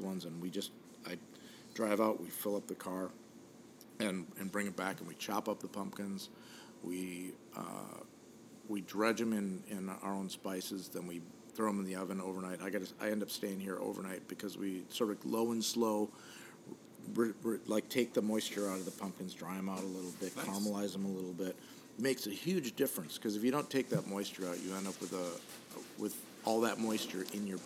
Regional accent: Midwest, United States; now in Port Orchard, United States; I grew up in the Midwest

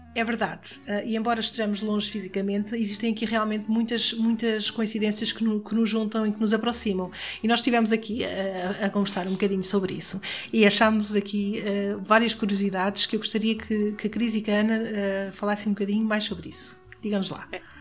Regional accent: Caldas da Rainha, Centro, Portugal; eu sou de Caldas da Rainha

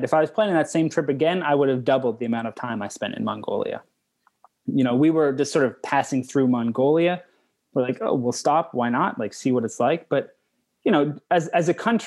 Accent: Canada; I'm from Canada

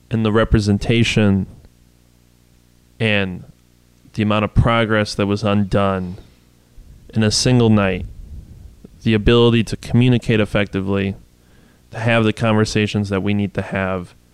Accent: Kenosha, Wisconsin, United States; born and raised in Kenosha

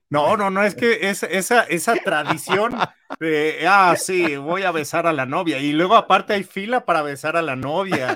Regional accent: Mexico; muy simbólica para los mexicanos, porque es la primera vez que James Bond visita nuestra tierra

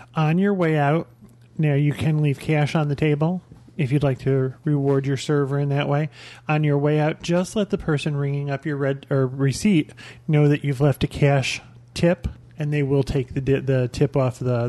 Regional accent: Albany, New York, United States; moved away; I'm from Albany, New York, and we used to have a place called the Inferno.

